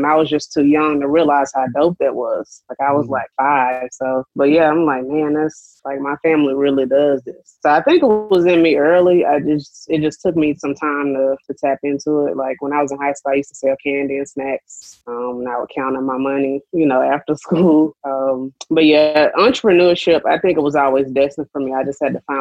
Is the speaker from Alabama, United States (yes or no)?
yes; Birmingham, Alabama, United States; also born or lived in Tennessee; born and raised in Birmingham